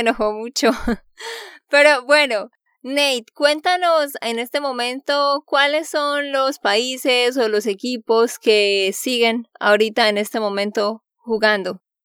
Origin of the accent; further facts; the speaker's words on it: Santander, Colombia; de Santander, Colombia